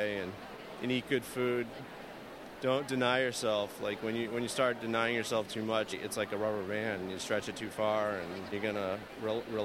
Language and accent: English; Rhode Island, United States; I'm from Rhode Island.